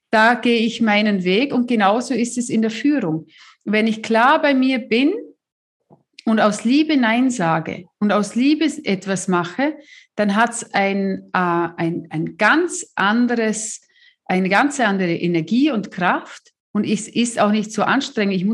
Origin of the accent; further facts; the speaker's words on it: South Africa; der Mann aus meinem, äh, äh aus meinem Heimatland